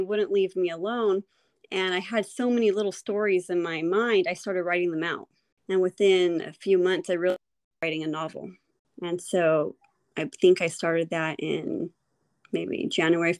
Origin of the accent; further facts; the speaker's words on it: California, United States; I am from California